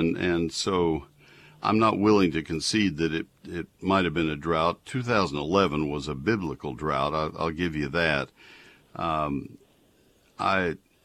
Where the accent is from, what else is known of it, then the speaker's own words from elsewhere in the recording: College Station, Texas, United States; moved away; I grew up in College Station